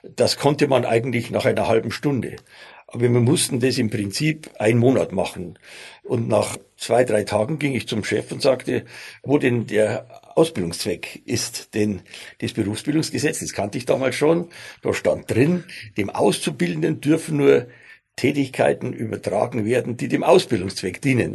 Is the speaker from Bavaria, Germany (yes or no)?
yes; Bavaria, Germany; accent: Bavarian; also born or lived in Stuttgart; ich bin ja Bayer, wie man unschwer hört